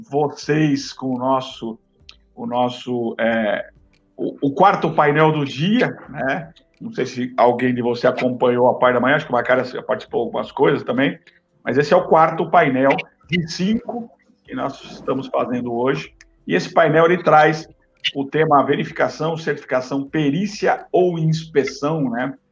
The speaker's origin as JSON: {"language": "Portuguese", "region": "Minas Gerais", "country": "Brazil", "said": "também é eu é sou mineiro"}